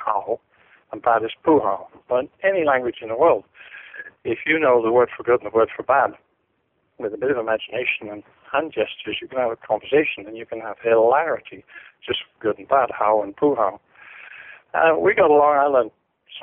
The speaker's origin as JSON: {"language": "English", "country": "Ireland", "said": "being Irish"}